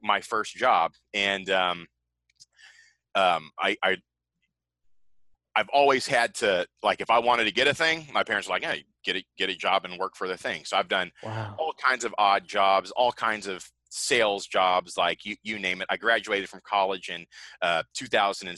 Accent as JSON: {"language": "English", "town": "Seattle", "region": "Washington", "country": "United States", "tie": "born or raised there", "said": "I grew up in Seattle, the area code 98178"}